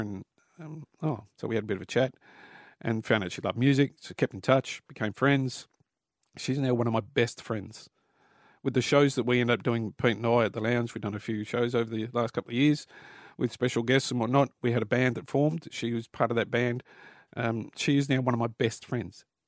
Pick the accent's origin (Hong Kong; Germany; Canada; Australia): Australia; Newcastle, New South Wales; Newcastle where I was born